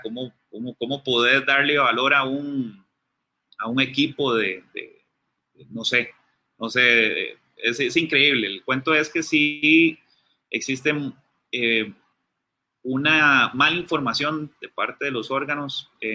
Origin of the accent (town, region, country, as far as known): Costa Rica